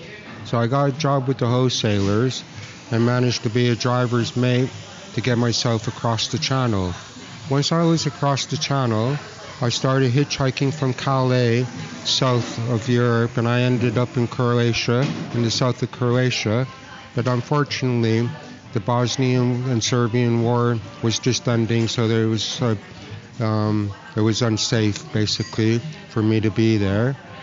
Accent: Singapore; also born or lived in Philippines / Canada; So I was taken away from Canada. And I was put in, we moved to Singapore and the Philippines. And then, so I grew up in Singapore and the Philippines.

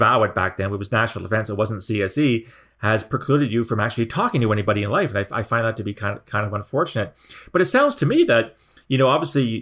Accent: Canada; a fellow Canadian

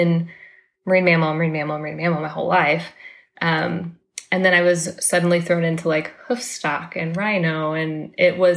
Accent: Florida, United States; moved away as an adult; now in Indianapolis, United States; I'm actually from Florida

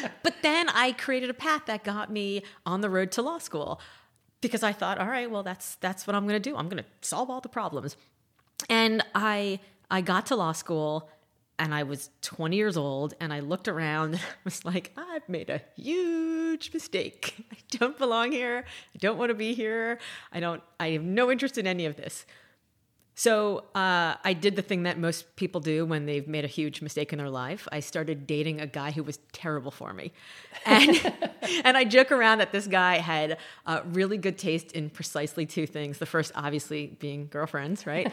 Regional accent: Miami, Florida, United States; I grew up in Miami in the eighties

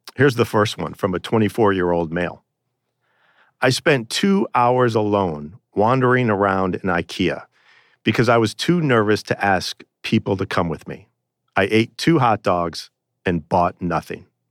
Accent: Chicago, Illinois, United States; here in Chicago, in my hometown

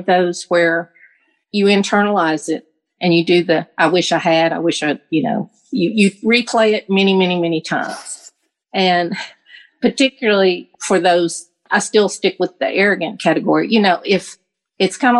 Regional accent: the South, United States; growing up in the South

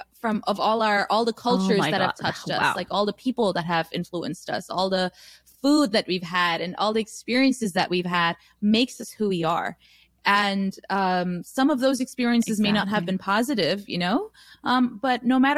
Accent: United States; such diverse cities, and we have lived here so long that we can't just identify as Nepali people. We are Nepali American.

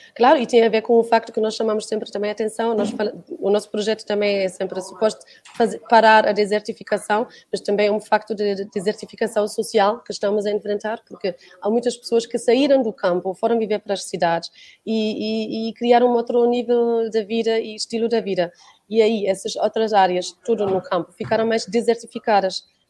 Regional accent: Germany; now in Portugal; eu sou da Alemanha

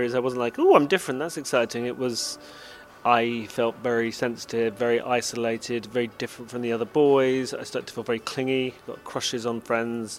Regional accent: United Kingdom; my experience growing up in Britain

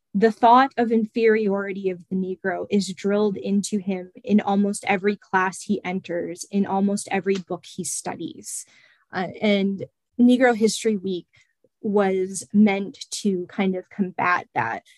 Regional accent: Chatham, Ontario, Canada; moved away as an adult; also born or lived in London, Ontario; I'm originally from uh, the city of Chatham, and my uh, mother and my grandparents are part of Chatham's

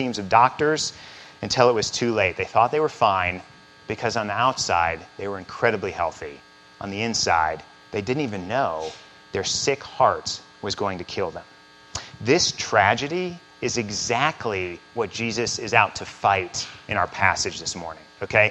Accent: central Missouri, United States; moved away as an adult; also born or lived in Chicago; I grew up in central Missouri

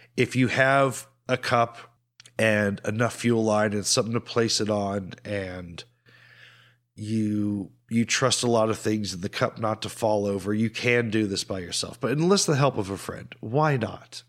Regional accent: United States; accent: American; we are British passport holders with American accents

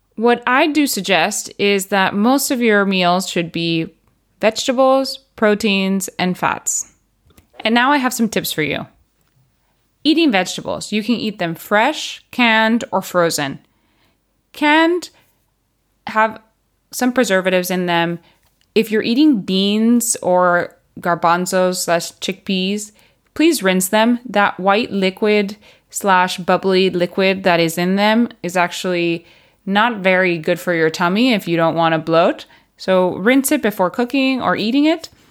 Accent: Puerto Rico; moved away as an adult; also born or lived in United States / Barcelona, Spain / United Kingdom; now in Spain; I was born and raised in Puerto Rico

